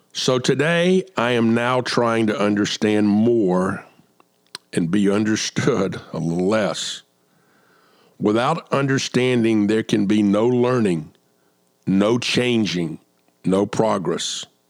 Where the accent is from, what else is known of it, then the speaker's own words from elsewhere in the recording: Atlanta, Georgia, United States; moved away as an adult; also born or lived in Overland Park, Kansas; now in South Carolina, United States; I grew up in Atlanta